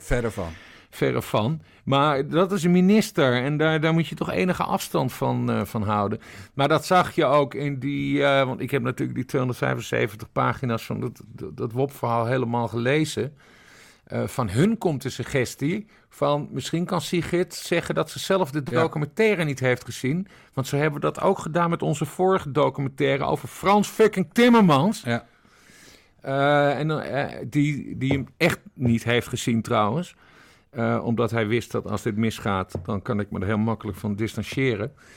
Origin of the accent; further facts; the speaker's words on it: Friesland, Netherlands; Ik ben geboren en getogen Fries. Ik kom uit de Woorden. Ik ben een Wardpiek.